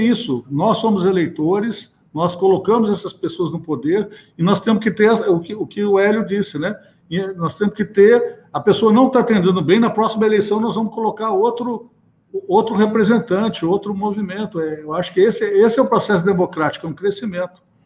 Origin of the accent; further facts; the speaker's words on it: Minas Gerais, Brazil; now in Rio de Janeiro, Brazil; apesar de estar aqui no Rio, eu sou de Minas